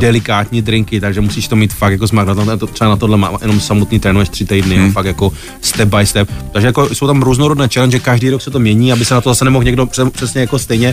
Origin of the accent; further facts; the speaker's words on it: Ostrava, Moravian-Silesian Region, Czechia; moved away as an adult; now in Prague, Czech Republic; nejsem, nejsem, nejsem z Prahy, jsem z Ostravy